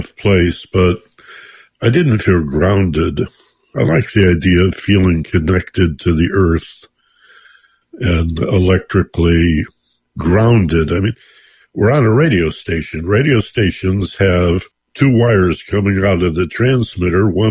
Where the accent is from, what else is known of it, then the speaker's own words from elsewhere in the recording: Michigan, United States; now in Los Angeles, United States; I grew up in Michigan